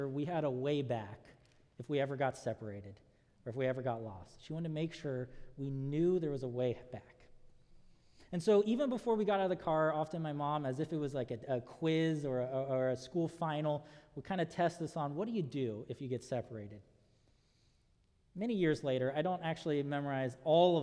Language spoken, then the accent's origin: English; Southern California, United States; growing up in Southern California